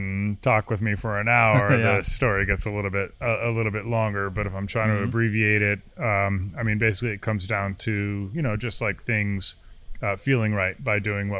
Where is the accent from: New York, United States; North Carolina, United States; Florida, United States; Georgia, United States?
New York, United States; Albany; also born or lived in Clifton Park, New York; I'm from Albany, you know, so just like 30 minutes north of or south of here.